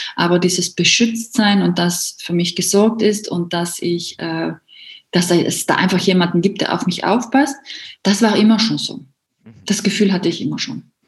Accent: South Tyrol, Trentino-Alto Adige, Italy; herkommen durch aus Südtirol.

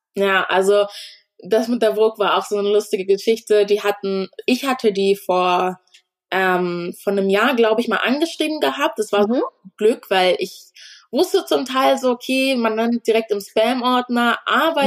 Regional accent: Germany; also born or lived in Ghana (family origin); dadurch, dass ich hier aufgewachsen bin, ist das schon Heimat für mich

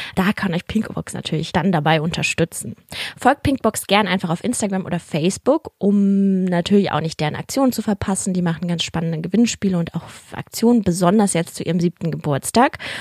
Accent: Berlin, Germany; ich bin ja auch Berlinerin

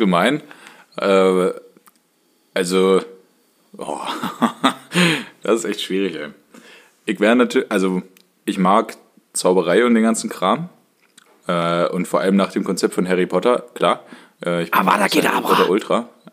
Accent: Germany; und ich komme ja aus dem Harz

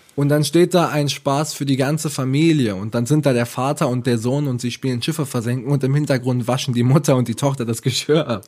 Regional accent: Ravensburg, Baden-Württemberg, Germany; Ich komme aus Ravensburg, wunderschöne Stadt, ähm, Schwabenländle

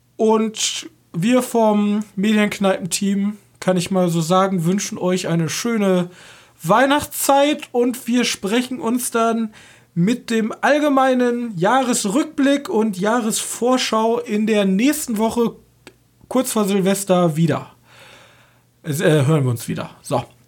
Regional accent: Germany; Als Deutsche

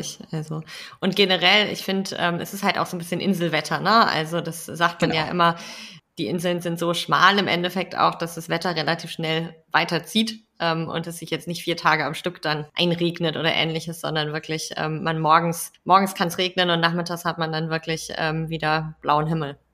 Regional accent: Kiel, Schleswig-Holstein, Germany; meine Heimatstadt, Kiel

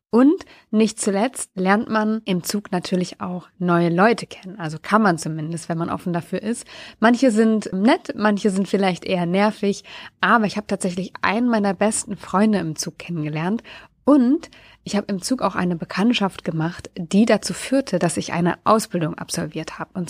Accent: Lower Saxony, Germany; war ich für einen Tag in meiner alten Heimat, nämlich in der Nähe von Wolfsburg.

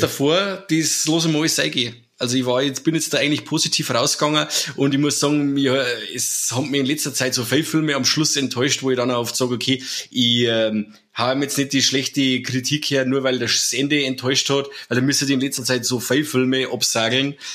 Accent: Germany; bei uns in Deutschland

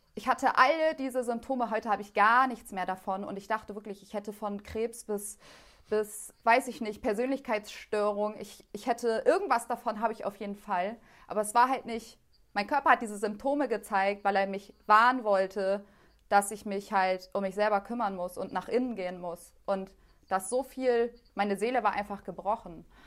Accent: Germany; weil ich bin als Einzige so in Deutschland aufgewachsen, so abgeschottet von dem Rest.

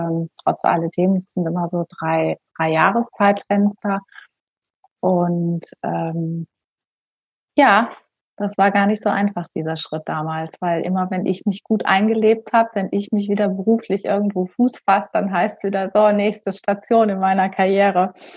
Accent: Germany; moved away as an adult; also born or lived in Düsseldorf, Germany / St. Gallen, Switzerland / Basel-Land, Switzerland; now in Nashville, United States; ich bin ursprünglich Deutsche, wie man hört inzwischen auch Schweizerin

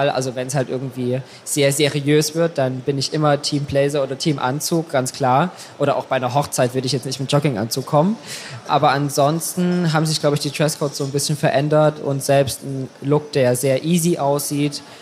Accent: Saxony, Germany; Mein Ausgleich ist meine Heimat. Also ich komme aus Sachsen und habe da noch ganz, ganz viele Freunde und natürlich Familie.

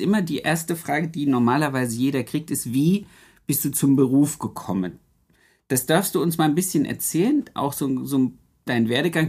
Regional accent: Harz, Germany; ich komme ja aus dem Harz

